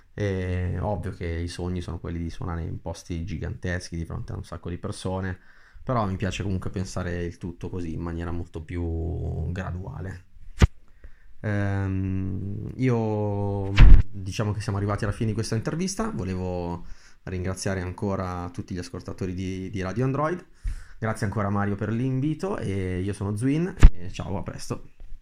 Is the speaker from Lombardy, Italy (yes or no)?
yes; Brianza, Lombardy, Italy; vengo dalla Brianza che è diciamo, una zona verdeggiante a nord di, di Milano